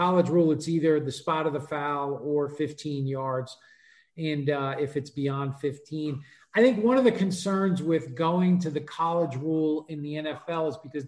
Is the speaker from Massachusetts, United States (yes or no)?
no; New York, United States; I grew up in New York.